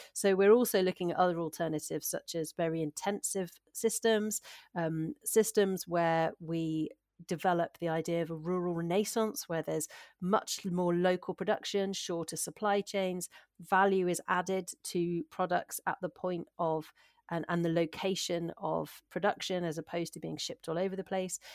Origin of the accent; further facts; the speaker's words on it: Shropshire, West Midlands, United Kingdom; moved away as an adult; also born or lived in North Wales / Hampshire / West Sussex; now in Aberdeenshire, United Kingdom; I'm originally from Shropshire, uh, which is just on the England Wales border, and I spent a lot of my childhood actually in, in North Wales.